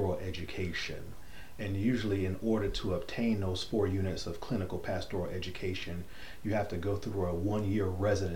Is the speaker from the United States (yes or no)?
yes; Fort Lauderdale, Florida, United States; moved away as an adult; now in Alabama, United States; I'm originally from South Florida, the Fort Lauderdale, Florida area. I was born and raised there in the South Florida area, Fort Lauderdale, Florida area